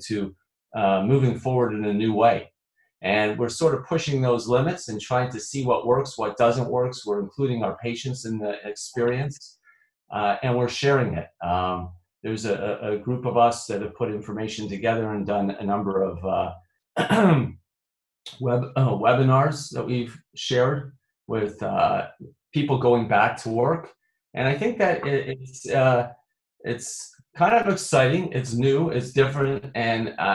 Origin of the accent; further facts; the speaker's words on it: Toronto, Ontario, Canada; now in Illinois, United States; I'm originally from Toronto.